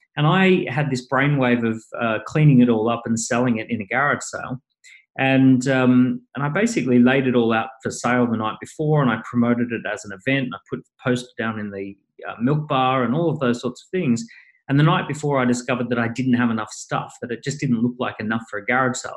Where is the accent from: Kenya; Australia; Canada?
Australia; Maroochydore, Queensland; moved away as an adult; now in London, United Kingdom; went to Maroochydore High School. I grew up on long, endless beaches